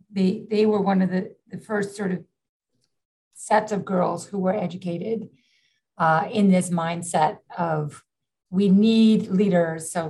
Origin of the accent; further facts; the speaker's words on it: New York City, New York, United States; Yeah you know, I grew up in the in New York City during the 70s and 80s, which was far more dangerous